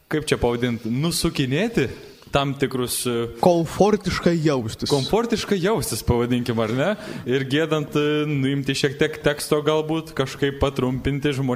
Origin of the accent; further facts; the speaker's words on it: Samogitia, Lithuania; kaip tikras žemaitis